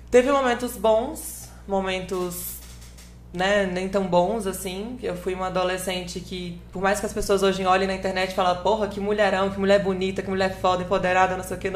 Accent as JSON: {"language": "Portuguese", "region": "Espírito Santo", "country": "Brazil", "tie": "born there", "said": "nasci lá, mas minha família toda, pai, mãe, tio, tia, prima, prima, iada, família toda, todo mundo nascido e criado em Aracaju. Eu sou a única ovelha negra que deu contração lá no Espírito Santo."}